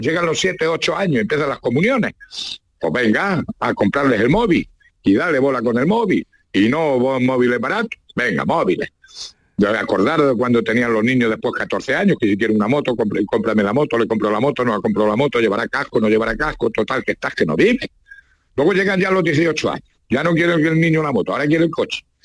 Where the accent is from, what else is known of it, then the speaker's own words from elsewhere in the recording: La Mancha, Spain; yo soy manchego